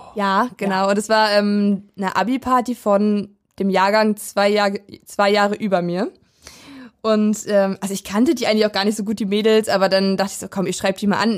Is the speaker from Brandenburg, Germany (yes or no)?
yes; Weisen, Brandenburg, Germany; der Nachbarstadt von dem Dorf, wo ich aufgewachsen bin. Ich komme nämlich aus Weisen ursprünglich